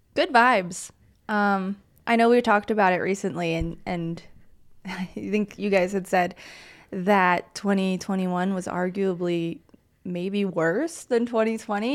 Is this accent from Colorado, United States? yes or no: yes; Colorado, United States; I grew up in Colorado